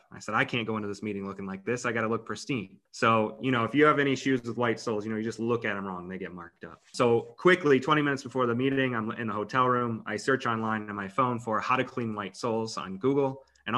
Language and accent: English; Ohio, United States; moved away as an adult; now in Los Angeles, United States; I grew up in Ohio.